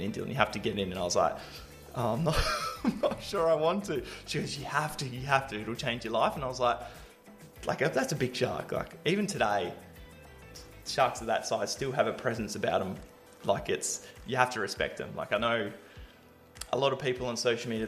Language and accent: English; Australia; being Australian, you spend a lot of time around the ocean and with the ocean.